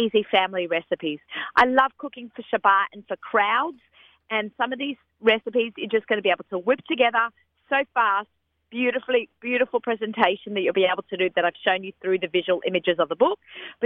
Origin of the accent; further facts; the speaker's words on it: Australia; moved away; growing up in Australia